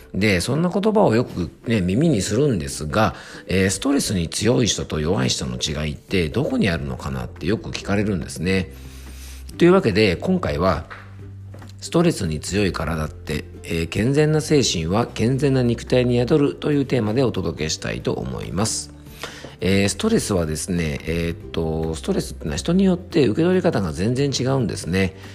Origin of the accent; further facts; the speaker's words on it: Isawa Onsen, Yamanashi, Japan; 山梨県伊佐温泉にあります漢方専科、えー、サーター薬房にて、えー、漢方相談や健康相談をしております。えー、健康に関する講演をさせてもらったりとか、え地元ではですね、ラジオ番組に出演して